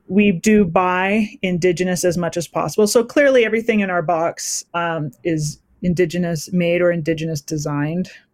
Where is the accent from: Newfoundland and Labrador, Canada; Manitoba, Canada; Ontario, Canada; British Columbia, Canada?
British Columbia, Canada; Surrey; moved away as an adult; also born or lived in Saskatoon, Saskatchewan; now in Kamloops, Canada; I'm originally from Surrey, BC, but uh, my Metis family uh, comes from Saskatchewan, and that's where I spent a good portion of my adult life